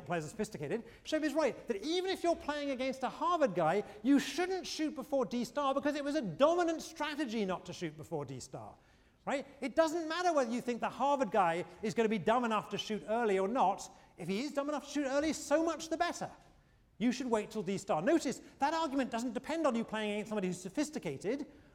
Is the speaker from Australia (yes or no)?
no; United Kingdom; now in United States; I'm a Brit.